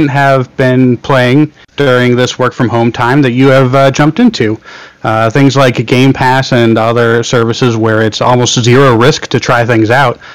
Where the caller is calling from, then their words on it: San Diego, California, United States; Hi, this is uh … from San Diego.